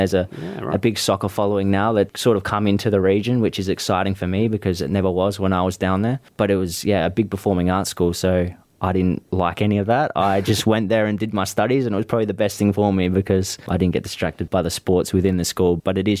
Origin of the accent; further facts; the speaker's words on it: McLaren Vale, South Australia, Australia; I grew up in McLaren Vale.